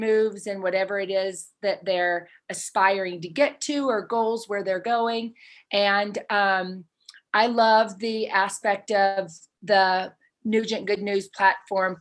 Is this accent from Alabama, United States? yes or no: yes; Alabama, United States; moved away as an adult; now in Utah, United States; I grew up in Alabama. I'm a Southern Belle.